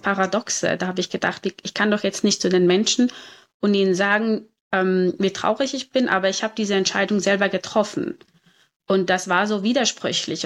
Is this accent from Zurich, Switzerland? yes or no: yes; Zurich, Switzerland; also born or lived in Cape Town, South Africa; ich bin hier in Zürich geboren und aufgewachsen